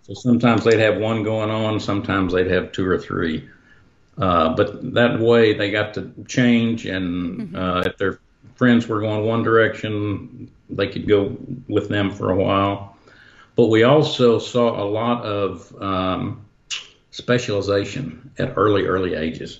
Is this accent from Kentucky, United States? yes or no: no; Dallas, Texas, United States; I grew up in Dallas, but outside in, in the country